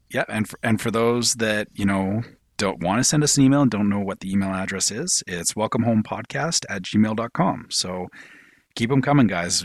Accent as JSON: {"language": "English", "country": "Canada", "said": "I'm Canadian."}